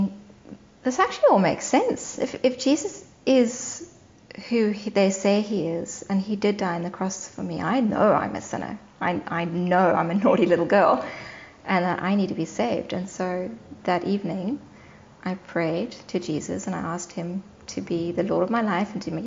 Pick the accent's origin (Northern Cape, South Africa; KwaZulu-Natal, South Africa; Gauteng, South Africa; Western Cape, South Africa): Western Cape, South Africa; Cape Town; moved away; also born or lived in Johannesburg, South Africa; I grew up in Johannesburg in South Africa for the first 4 years of my life, and then we moved to Cape Town, back where my parents grew up.